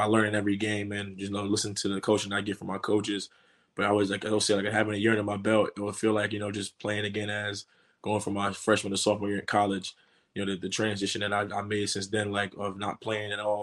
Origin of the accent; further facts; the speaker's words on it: New York City, New York, United States; I'm from New York City